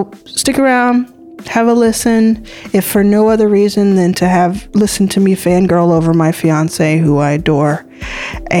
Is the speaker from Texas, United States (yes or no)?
yes; Texas, United States; I'm Texan and American